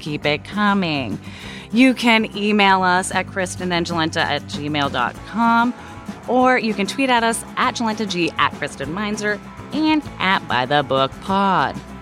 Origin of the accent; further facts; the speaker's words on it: Portland, Oregon, United States; moved away; growing up in Portland, Oregon before it was cool